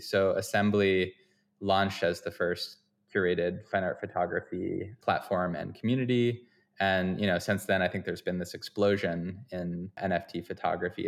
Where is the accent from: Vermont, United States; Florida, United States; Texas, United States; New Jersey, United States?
Vermont, United States; moved away; also born or lived in Boston / upstate New York; I'm from Vermont originally